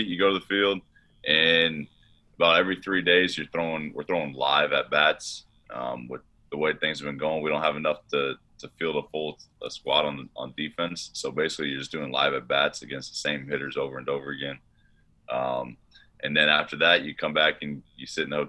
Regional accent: Ohio, United States; I'm from Ohio

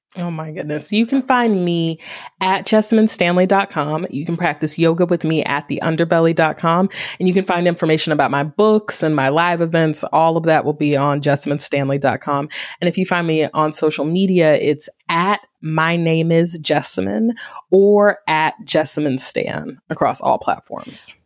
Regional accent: Greensboro, North Carolina, United States; Greensboro, my hometown

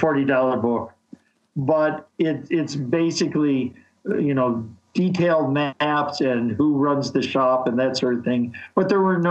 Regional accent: Chicago, Illinois, United States; moved away as an adult; also born or lived in Nebraska; now in Wisconsin, United States; I was born in Chicago.

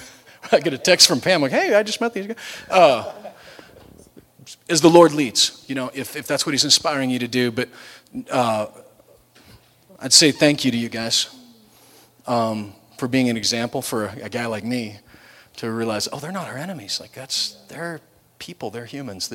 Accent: United States; also born or lived in Williamson County; us as an American people sitting in Williamson County

